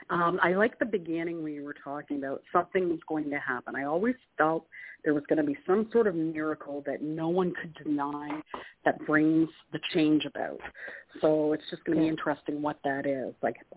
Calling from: Canada; It's … from Canada.

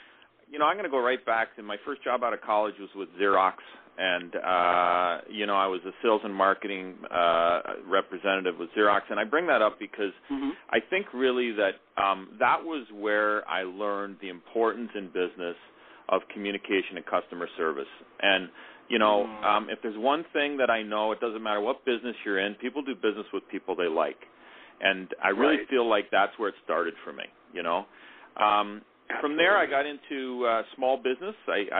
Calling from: Toronto, Ontario, Canada; I'm here in beautiful Toronto, Ontario, and we're in the west end of the city here

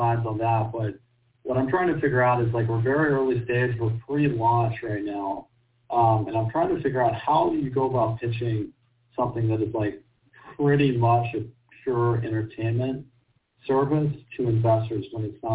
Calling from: Glendale, California, United States; I'm calling from Glendale

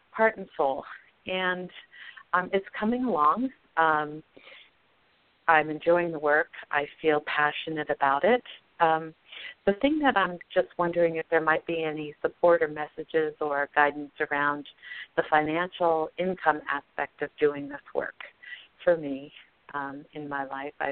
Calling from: Broomfield, Colorado, United States; No, no. I'm in uh, I'm actually in Broomfield, Colorado.

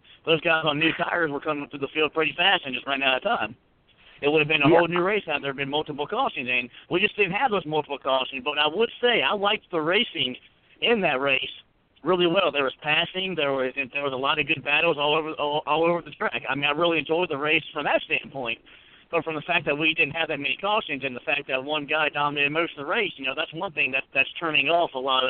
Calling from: Floyd, Virginia, United States; calling from Floyd, Virginia.

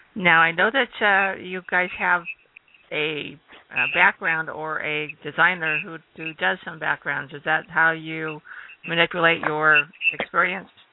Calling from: Phoenix, Arizona, United States; I'm calling from Phoenix

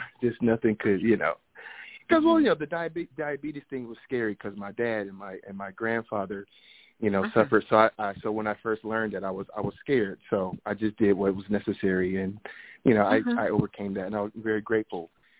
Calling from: Phoenix, Arizona, United States; I'm calling from Arizona, Phoenix, Arizona.

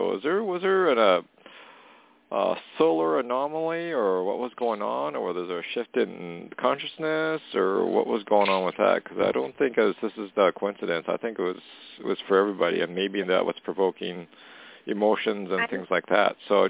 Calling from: Canada; calling from Canada.

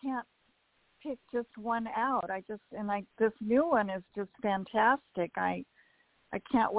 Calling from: Monrovia, California, United States; I'm calling from Monrovia.

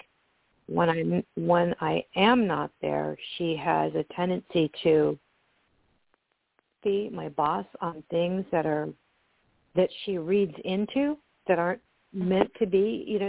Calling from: California, United States; This is …, and I'm calling from California.

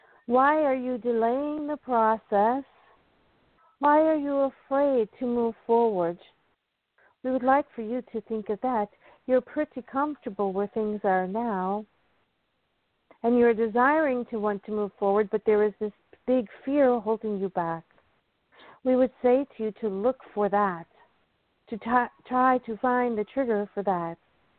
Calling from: North Carolina, United States; Hi, Claudia. It's … from North Carolina.

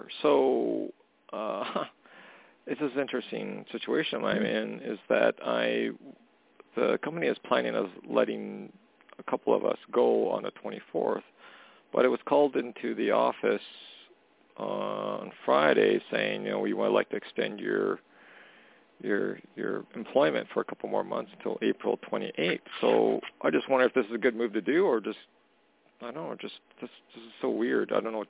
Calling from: Canada; It's … calling from Canada.

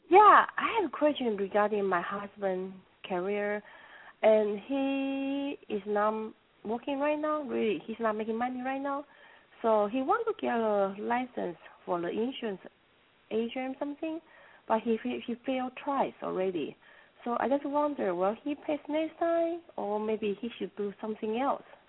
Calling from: Dallas, Texas, United States; I'm calling from Dallas, Texas

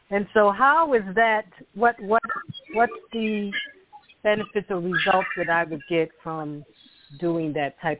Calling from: Philadelphia, Pennsylvania, United States; I'm calling from Philadelphia.

